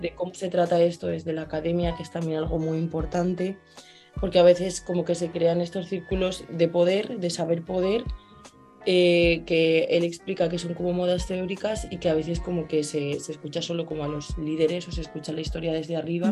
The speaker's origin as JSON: {"language": "Spanish", "country": "Spain", "moved": "as an adult", "lives_now": "Santiago, Chile", "said": "vengo de España"}